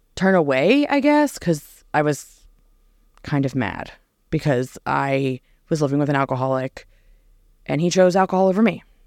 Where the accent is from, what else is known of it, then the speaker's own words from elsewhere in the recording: New Jersey, United States; moved away; born and raised in New Jersey